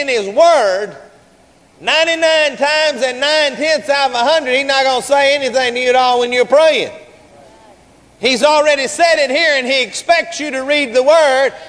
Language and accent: English; Garland, Texas, United States; We grew up together down in Garland.